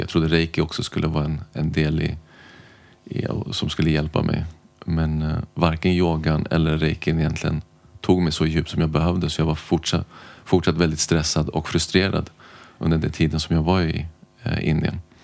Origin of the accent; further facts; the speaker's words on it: Stockholm, Stockholm County, Sweden; är född och uppvuxen i Stockholm har bott här mer eller mindre hela mitt liv.